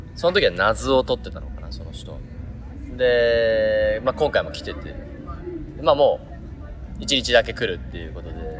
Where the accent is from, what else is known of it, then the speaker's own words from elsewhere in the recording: Kansai, Japan; accent: Kansai-ben; お互い関西人なんで関西弁が出ちゃうかもしれませんが